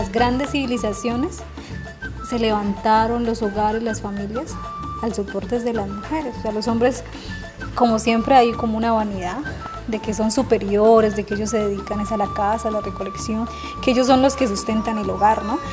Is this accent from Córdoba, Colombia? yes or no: no; Cauca, Colombia; somos del Cauca y somos del pueblo NASA